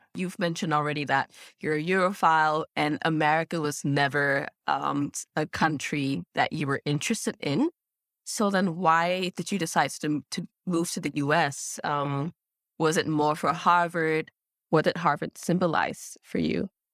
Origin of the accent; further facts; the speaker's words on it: Singapore; moved away as an adult; now in Berlin, Germany; growing up in Singapore